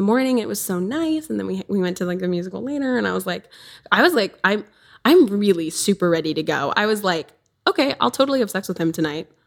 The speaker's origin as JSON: {"language": "English", "region": "southern Wisconsin", "country": "United States", "said": "so I'm from Wisconsin, southern Wisconsin. I'm on the border."}